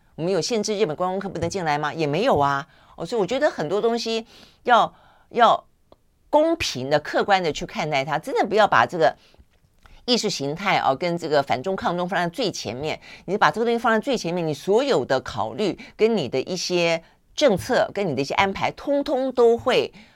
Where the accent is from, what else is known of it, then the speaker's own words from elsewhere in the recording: Tainan, Taiwan; 我也是台南人